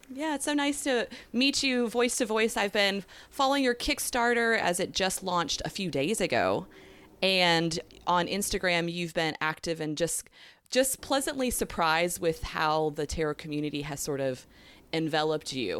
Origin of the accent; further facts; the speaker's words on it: the southeast of the U.S., United States; I don't know if you can tell by my accent that slips out sometimes. I'm from the southeast of the U.S.